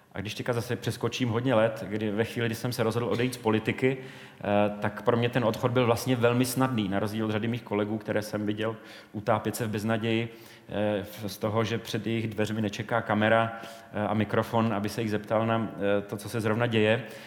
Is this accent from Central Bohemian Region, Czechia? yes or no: no; Brno, South Moravian Region, Czechia; v Brně, v mém rodném městě